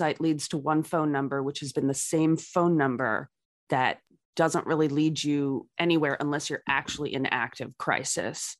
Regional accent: New York City, New York, United States; also born or lived in Manhattan; where I grew up in Brooklyn

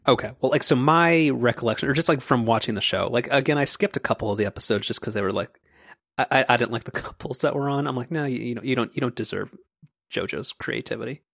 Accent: Orange County, California, United States; I'm from Orange County

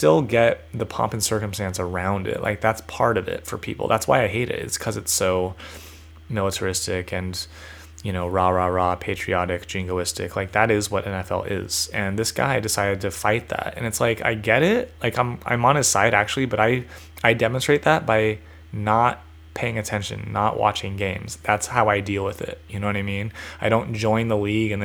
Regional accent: California, United States; I identify as a Californian

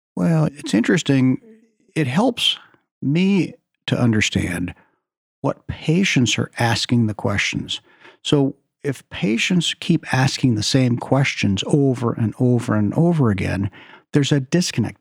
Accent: Oklahoma, United States; moved away as an adult; also born or lived in Shreveport, Louisiana / Beverly Hills, California; now in Seattle, United States; I grew up in Oklahoma

